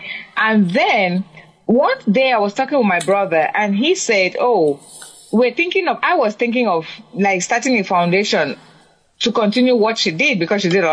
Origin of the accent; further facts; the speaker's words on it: Cameroon; moved away; I'm from Cameroon in Africa.